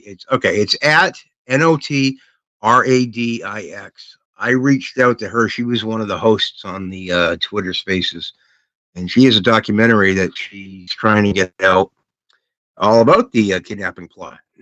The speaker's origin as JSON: {"language": "English", "country": "United States", "said": "being American"}